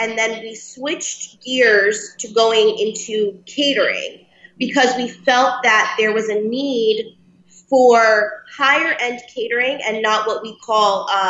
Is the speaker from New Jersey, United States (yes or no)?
yes; Lodi, New Jersey, United States; we are born and raised in Lodi